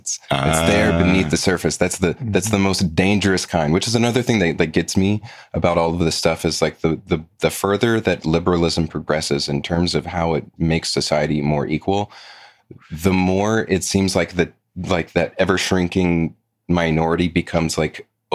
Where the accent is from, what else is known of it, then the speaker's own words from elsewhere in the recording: the South, United States; I was born and raised in the South, been here my whole life.